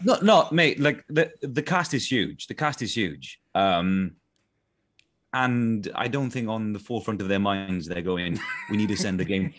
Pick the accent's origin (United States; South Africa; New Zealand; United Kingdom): United Kingdom; South Wales; accent: Welsh accent from South Wales; my Welsh accent from South Wales